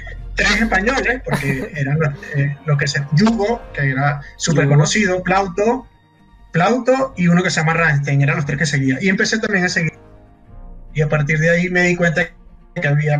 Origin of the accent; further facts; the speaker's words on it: Caracas, Capital District, Venezuela; yo soy de Caracas